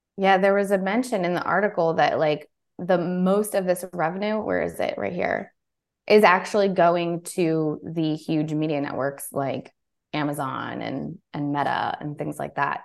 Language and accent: English; Baltimore, Maryland, United States; I'm from the East Coast. I'm from the Baltimore, D C area.